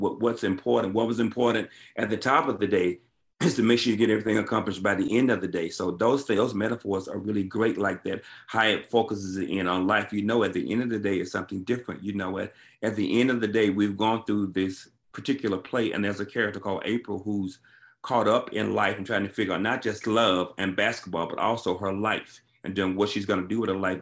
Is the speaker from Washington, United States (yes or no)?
no; Alabama, United States; I grew up in Alabama